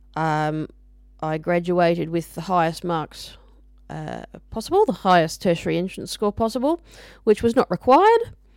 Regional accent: Brisbane, Queensland, Australia; I grew up in Brisbane, uh, the capital of Queensland, Australia.

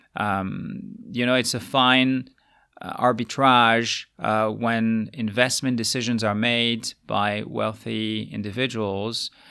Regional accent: France; moved away as an adult; also born or lived in United States / Asia; now in Luxembourg; my home country being France

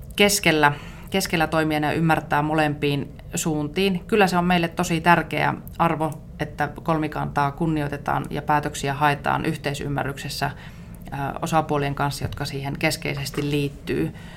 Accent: Iisalmi, Savo, Finland; also born or lived in Helsinki; olen savolainen, asun Iisalmessa ja olen tämmöinen arkihelsinkiläinen

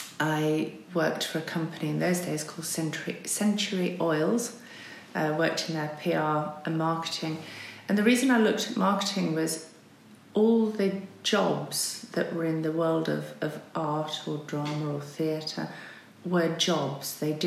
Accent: Barnoldswick, North West England, United Kingdom; Well, as you say, I came from Lancashire. I was... in a very small town at primary school, a small town called Barnoldswick.

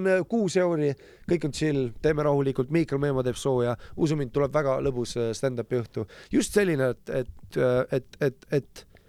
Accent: Lapland, Finland; moved away; also born or lived in Estonia; Soomes kasvasin, Lapimaal suure osa oma väga nagu noorest lapsepõlvest ülesse

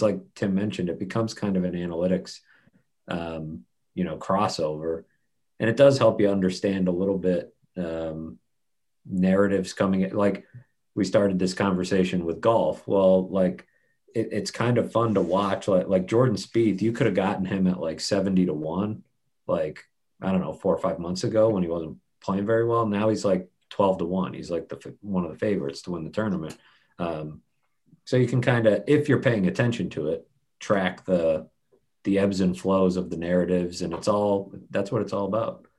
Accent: near Southern New Hampshire University, United States; moved away as an adult; also born or lived in Missouri; it's not far from where I grew up. It's like right down the road

